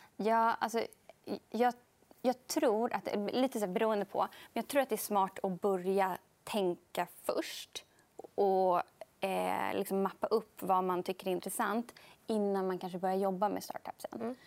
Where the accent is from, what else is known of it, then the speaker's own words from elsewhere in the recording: Sweden; som svensk